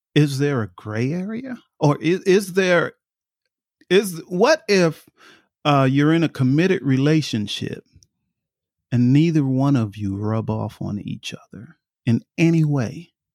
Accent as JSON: {"language": "English", "region": "New York", "country": "United States", "tie": "born or raised there", "said": "I grew up in New York"}